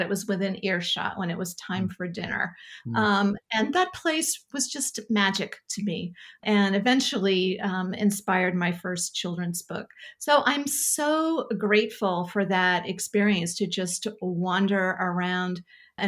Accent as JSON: {"language": "English", "town": "Sanford", "region": "Maine", "country": "United States", "tie": "born or raised there", "said": "I grew up in Springvale, which is a village in Sanford"}